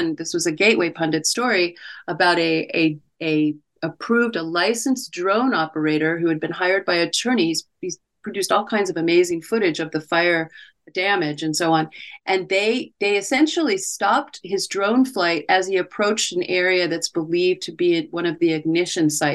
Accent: California, United States; California, my home state

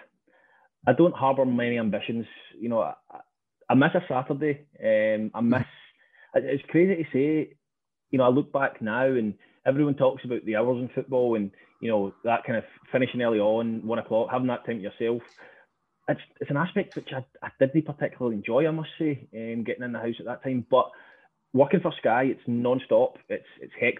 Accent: Stranraer, Scotland, United Kingdom; Growing up in Stranraer

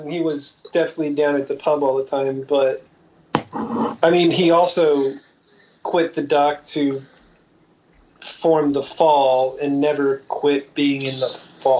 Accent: Kansas, United States; I'm from Shittsville, Kansas

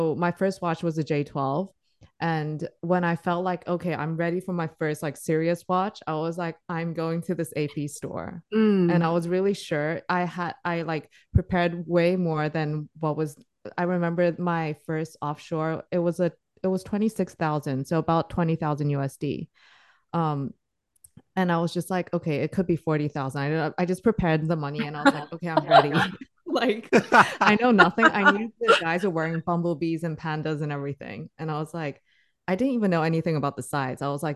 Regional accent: Singapore; I grew up in Singapore

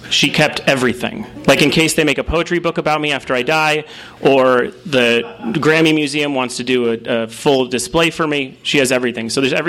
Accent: Los Angeles, California, United States; When I was growing up in Woodland Hills

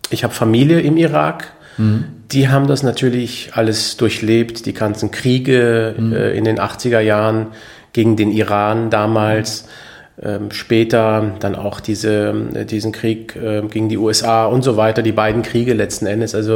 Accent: Austria; also born or lived in Iraq / Switzerland; now in Germany; Aber ich bin in Österreich aufgewachsen, auch davor in der Schweiz ein bisschen eingeschult, aber größtenteils in Österreich, daher spreche ich Deutsch.

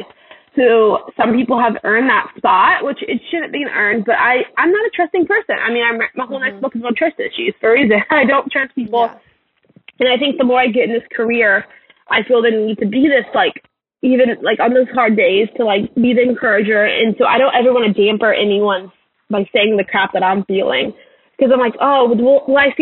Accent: Louisiana, United States; moved away; also born or lived in Texas; I grew up in Louisiana.

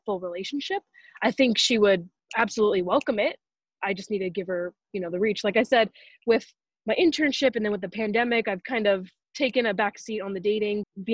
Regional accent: Los Angeles, California, United States; Born and raised in Los Angeles.

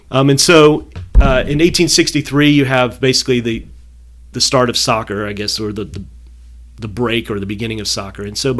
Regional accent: Atlanta, Georgia, United States; also born or lived in Clayton County, Georgia; I grew up in Atlanta.

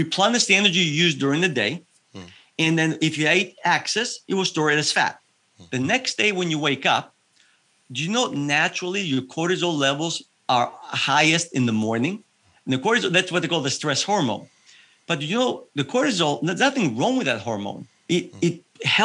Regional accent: Evia, Central Greece, Greece; now in United States; I was raised in Greece

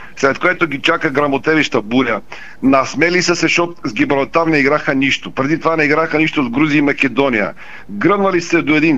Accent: Bulgaria; Ние сме си, българите сме ние.

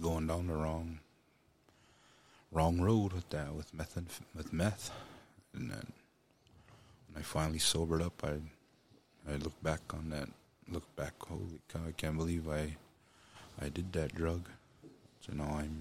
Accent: Pryor, Montana, United States; also born or lived in Billings, Montana / Hardin, Montana; I grew up in Pryor, Montana. That's where I was raised

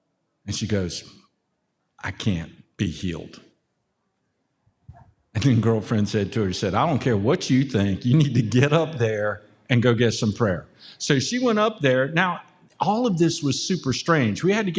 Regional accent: Germany; born there; I was born in Germany. My dad was military. My mom's German.

